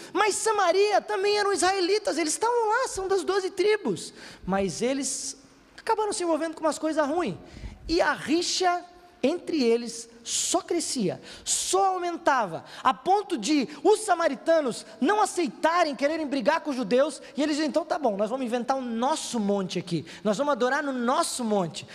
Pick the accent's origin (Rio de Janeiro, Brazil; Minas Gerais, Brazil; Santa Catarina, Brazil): Santa Catarina, Brazil; Aqui no nosso estado, em Santa Catarina